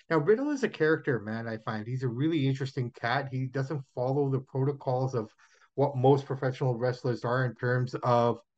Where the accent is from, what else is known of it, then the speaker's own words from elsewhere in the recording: Toronto, Ontario, Canada; that's my hometown and that's where I was born.